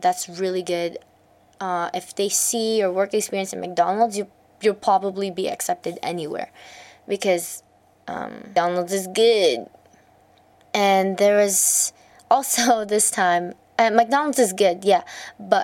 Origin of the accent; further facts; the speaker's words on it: Alberta, Canada; I made resumes before the required CALM curriculum for Alberta in Canada, because I'm from Canada